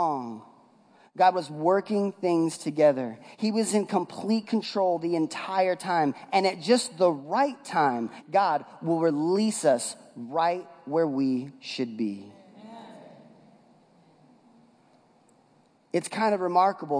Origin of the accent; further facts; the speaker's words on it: West Coast, United States; moved away; I'm from the West Coast